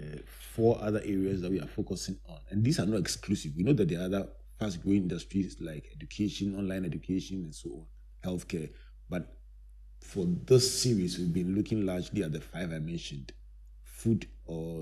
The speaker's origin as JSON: {"language": "English", "town": "Takoradi", "region": "Western Region", "country": "Ghana", "tie": "born or raised there", "said": "My growing up in Takoradi, the harbor was very close"}